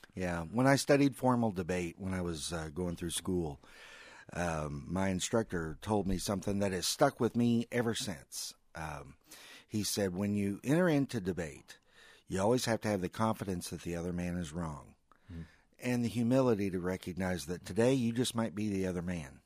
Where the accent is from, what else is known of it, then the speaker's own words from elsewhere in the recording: Missouri, United States; We're all from Missouri